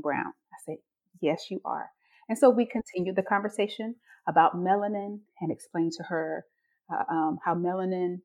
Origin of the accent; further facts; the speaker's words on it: North Carolina, United States; I am from North Carolina, so the South, but North Carolina